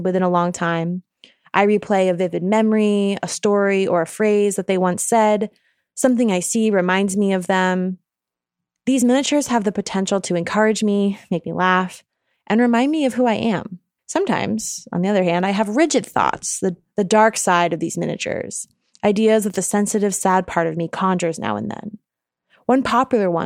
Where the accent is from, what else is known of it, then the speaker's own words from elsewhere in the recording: New York, United States; now in Oakland, United States; I'm originally from New York State.